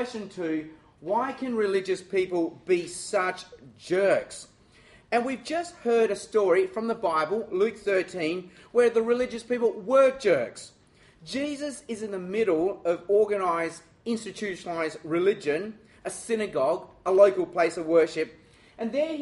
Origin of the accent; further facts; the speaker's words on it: Australia; I'm Chinese, and I'm Australian